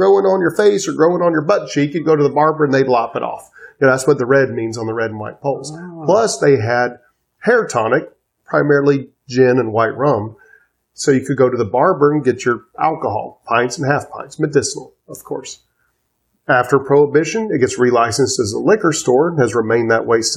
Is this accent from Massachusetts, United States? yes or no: no; Atlanta, Georgia, United States; moved away as an adult; also born or lived in Cobb County, Georgia; now in Charleston, United States; I am born and raised in Atlanta, third generation, which is rare for Atlanta for any of those who are there.